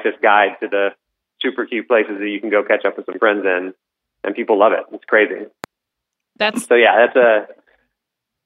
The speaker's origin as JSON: {"language": "English", "region": "Colorado", "country": "United States", "tie": "born or raised there", "moved": "yes", "said": "I grew up in Colorado"}